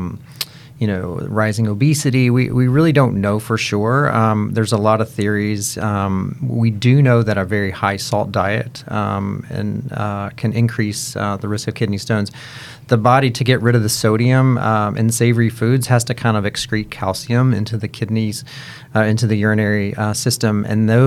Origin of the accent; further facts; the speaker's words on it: Kentucky, United States; now in Cincinnati, United States; I am originally from Kentucky